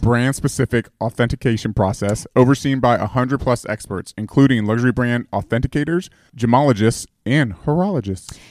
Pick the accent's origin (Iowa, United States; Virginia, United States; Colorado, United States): Virginia, United States; I'm from the South, I say, "Yes, ma'am, yes, sir."